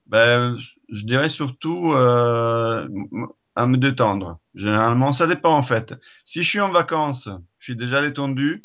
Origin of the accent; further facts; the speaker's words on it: Italy; French is a second language; moved away as an adult; now in France; Je suis italien